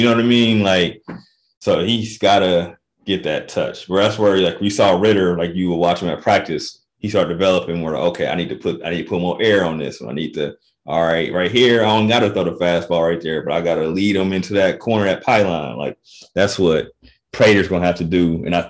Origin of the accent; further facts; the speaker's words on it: Dayton, Ohio, United States; being from Dayton, my hometown